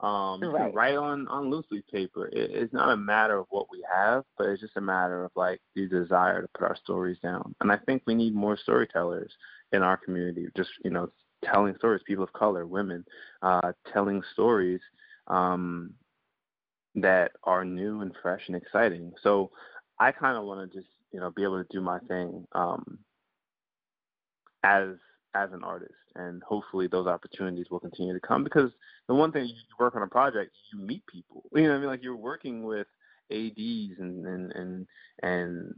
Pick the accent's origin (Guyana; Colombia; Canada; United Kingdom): Guyana; born or raised there; also born or lived in Antigua; now in United States